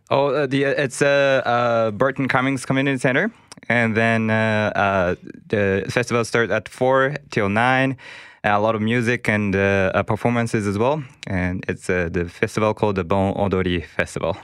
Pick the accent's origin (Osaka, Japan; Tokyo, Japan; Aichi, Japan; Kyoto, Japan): Tokyo, Japan; Setagaya; also born or lived in Minato, Tokyo; now in Winnipeg, Canada; I was born in Tokyo, uh, specifically in uh, Minato City, and then. Uh, uh, and also the uh, the raised in in uh, Setagaya